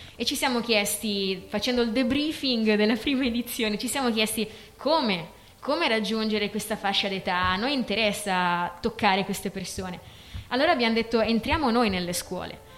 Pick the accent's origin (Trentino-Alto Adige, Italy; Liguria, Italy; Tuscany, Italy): Trentino-Alto Adige, Italy; Ala; sono di Ala